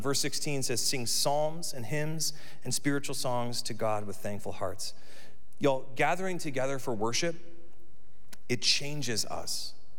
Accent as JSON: {"language": "English", "country": "United States"}